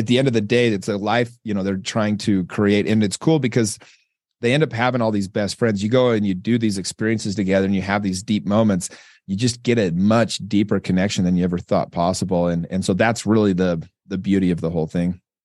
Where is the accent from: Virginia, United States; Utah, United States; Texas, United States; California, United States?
Utah, United States; I'm from Utah. We don't even have, we barely have minorities.